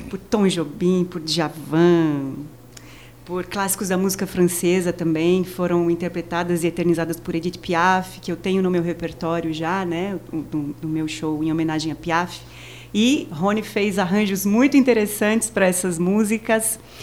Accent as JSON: {"language": "Portuguese", "region": "São Paulo", "country": "Brazil", "moved": "as an adult", "lives_now": "Maceió, Brazil", "said": "eu sou paulista, paulistana, moro aqui há 14 anos."}